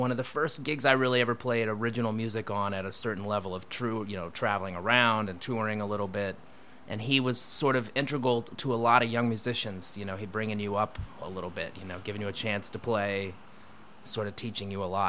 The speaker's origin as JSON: {"language": "English", "town": "Topeka", "region": "Kansas", "country": "United States", "tie": "born or raised there", "also_born_or_lived": "Colorado", "moved": "as an adult", "lives_now": "East Coast, United States", "said": "I was born in Colorado, and we lived there until I was like 6. Then my father moved to Topeka, Kansas for a job, so I actually went to high school, all the way through high school in Topeka."}